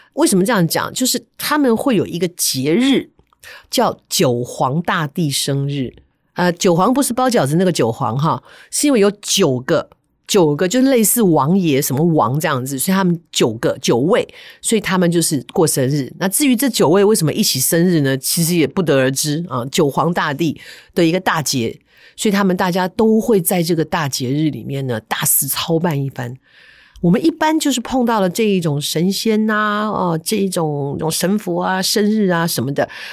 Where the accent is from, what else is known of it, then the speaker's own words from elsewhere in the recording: Taipei, Taiwan; 因为我小时候住在台北松山区，松山那一带